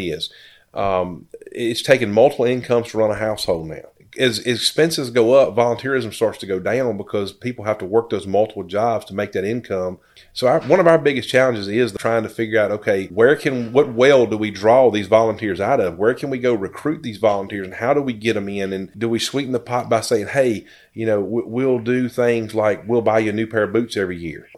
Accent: Danville, Virginia, United States; I was born and raised here in Danville, graduated from GW

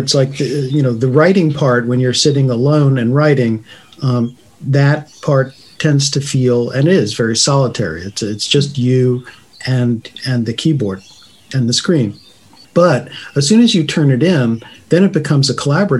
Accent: United States; being an American writer

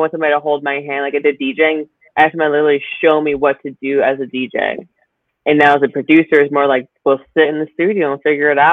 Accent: Michigan, United States; I'm from Michigan

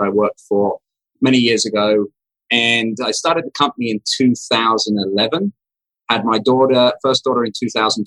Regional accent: England, United Kingdom; moved away as an adult; now in United States; I grew up in England, left the UK at 21 to come to America

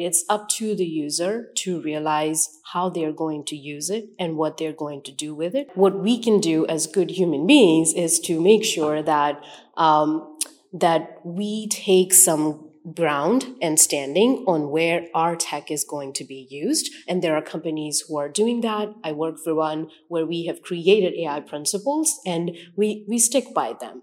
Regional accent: India; moved away as an adult; now in United States; I was born in India, so I come from, um, a background of, um, large amount of cultures

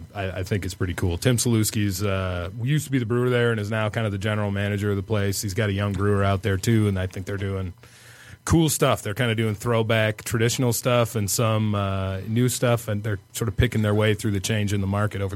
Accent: Central Michigan, United States; also born or lived in Germany; I came from Central Michigan initially anyway.

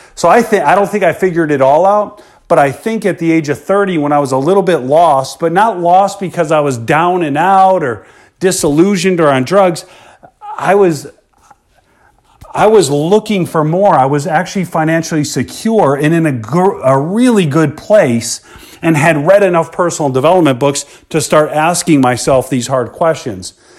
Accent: Chicago, Illinois, United States; I grew up in Chicago, Illinois, born in nineteen seventy into the South Suburbs.

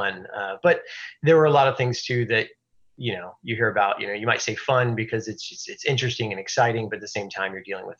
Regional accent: Houston, Texas, United States; also born or lived in Belton, Texas / Austin, Texas; I've grown up in Houston, lived here pretty much my whole life, except for brief stint in Austin for college.

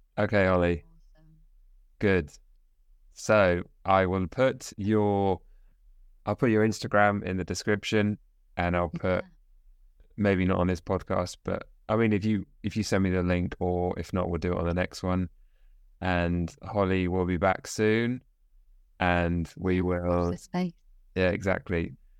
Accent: South East England, United Kingdom; We're from we're both from southeast of England

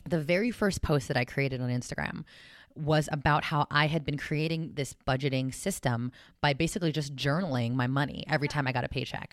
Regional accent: South San Francisco, California, United States; I was born and raised in South San Francisco, California, full Filipina

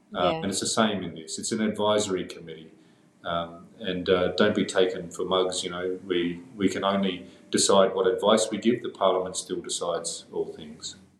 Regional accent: Darwin, Northern Territory, Australia; I, I grew up on Larrakia country in Darwin. That's where I live and uh, continue to live.

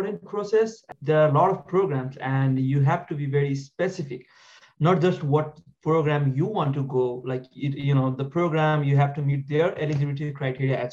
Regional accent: Nepal; moved away as an adult; now in Poughkeepsie, United States; I am originally from Nepal. I graduated from Kish Medical College back in Nepal

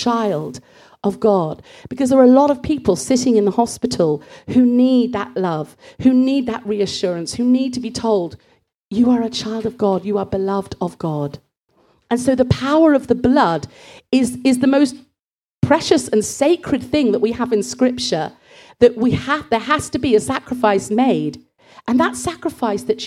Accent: Bristol, South West England, United Kingdom; growing up in Bristol

